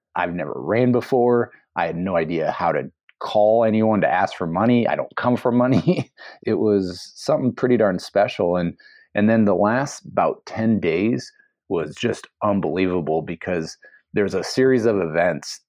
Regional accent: Iowa, United States; moved away as an adult; also born or lived in Seattle; the Iowa I grew up

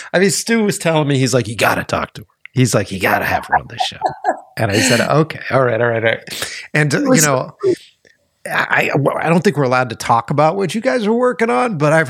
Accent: East Coast, United States; Maybe it's because I came from the East Coast. Maybe it's because I didn't come from here.

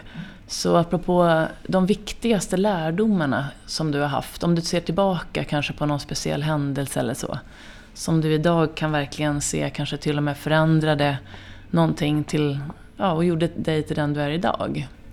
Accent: Finland; jag är ju finne i grunden

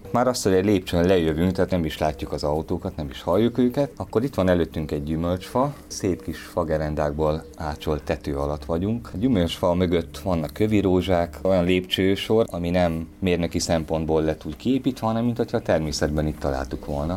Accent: Pécs, Baranya, Hungary; Pécsi vagyok

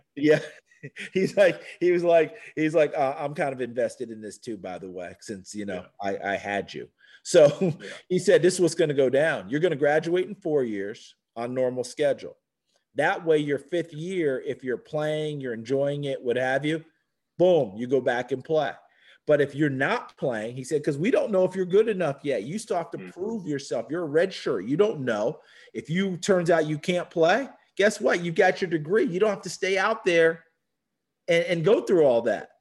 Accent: New Paltz, New York, United States; moved away as an adult; also born or lived in Tennessee; I love my hometown, New Paltz, New York. I wouldn't change a thing about growing up there

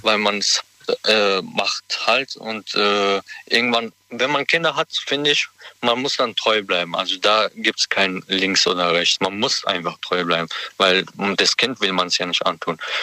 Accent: Heidelberg, Baden-Württemberg, Germany; aus Heidelberg

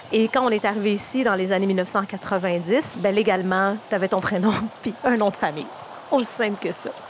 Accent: Laval, Quebec, Canada; moi, j'ai grandi à Laval, à Vimont, dans les années 90.

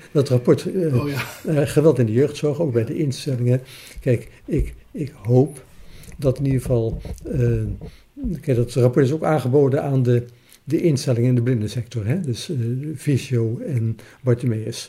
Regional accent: Alphen aan den Rijn, South Holland, Netherlands; now in Zoeterwoude, Netherlands; tien jaar in Alphen aan Rijn heb gewoond.

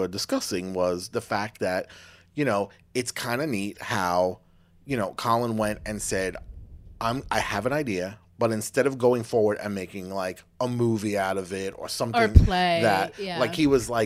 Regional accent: Long Island, New York, United States; growing up in Long Island, like, oh, this is me about a fishing hole and catching some fish with my grandpa's.

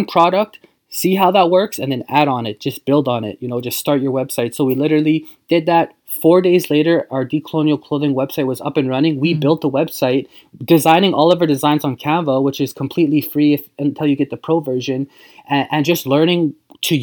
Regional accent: Saskatchewan, Canada; also born or lived in Vancouver area, British Columbia; now in Vancouver, Canada; we're from Saskatchewan

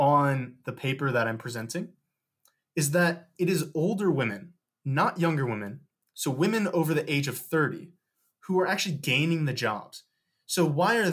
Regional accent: St. Louis, Missouri, United States; I'm from St. Louis, Missouri

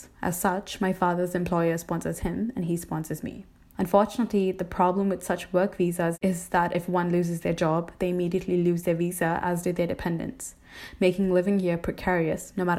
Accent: Dubai, United Arab Emirates; Dubai definitely is home to me. I was born in Dubai and went to school and university here, and I'm looking to work in the city as well. I've never actually lived anywhere else.

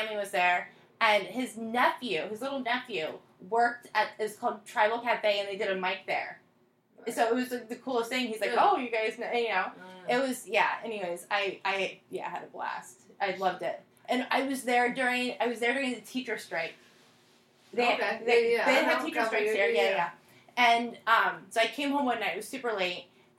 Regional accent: South Florida, United States; moved away; I grew up in South Florida

